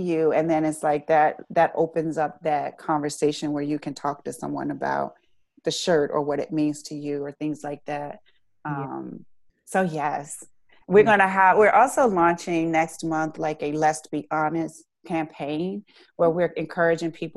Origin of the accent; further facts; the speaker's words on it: Richmond, Virginia, United States; I'm from Richmond